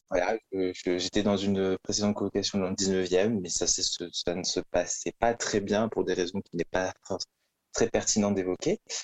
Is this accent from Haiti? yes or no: no; Toulouse, Occitania, France; moved away as an adult; also born or lived in Valencia, Spain / Paris; je, viens de, Toulouse